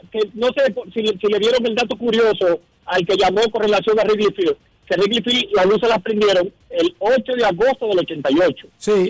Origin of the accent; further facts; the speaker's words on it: Dominican Republic; now in New Jersey, United States; yo como dominicano